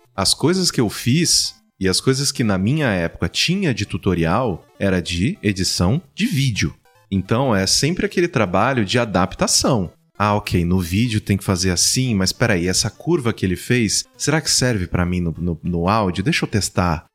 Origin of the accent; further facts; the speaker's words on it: Mococa, São Paulo, Brazil; now in São Paulo, Brazil; Vim do interior, eu sou do interior de São Paulo, né? Sou de Mococa